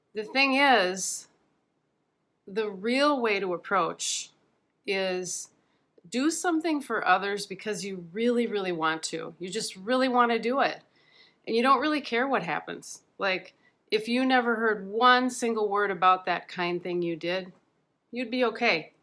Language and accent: English; Midwest, United States; growing up in the Midwest